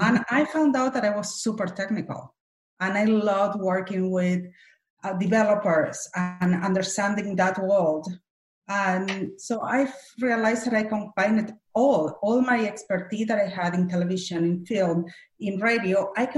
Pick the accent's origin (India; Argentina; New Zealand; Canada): Argentina; English is a second language; moved away as an adult; now in Los Angeles, United States; I'm from Argentina